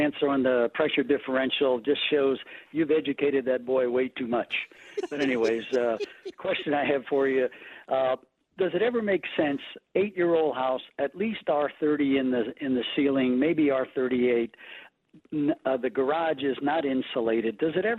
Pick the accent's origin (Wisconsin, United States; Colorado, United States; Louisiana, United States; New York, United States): Louisiana, United States; New Orleans; I grew up in New Orleans before air conditioning.